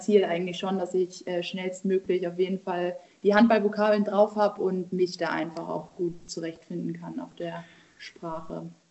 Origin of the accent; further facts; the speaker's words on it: Buxtehude, Lower Saxony, Germany; Ich bin aktuell in Buxtehude, in meiner Heimatstadt bei meiner Familie